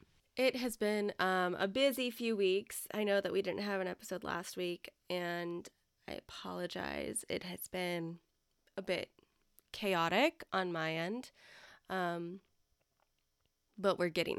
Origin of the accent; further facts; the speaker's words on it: England, United Kingdom; I gave them my brightest smile and said … from England.